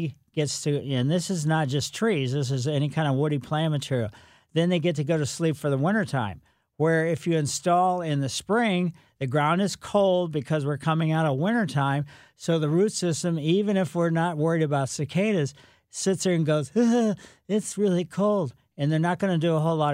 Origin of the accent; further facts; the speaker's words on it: Ellisville, Missouri, United States; I grew up in Ellisville